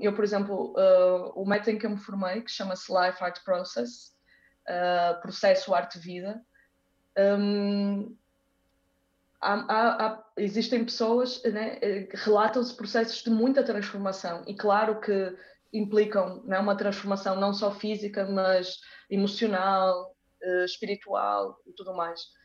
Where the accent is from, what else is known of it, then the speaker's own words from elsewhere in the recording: Braga, Norte, Portugal; also born or lived in Porto, Portugal / Brazil; eu nasci no Porto, fiquei no Porto até aos seis anos, só que entretanto os meus pais mudaram-se para Braga, então eu passei dos seis aos 18 em Braga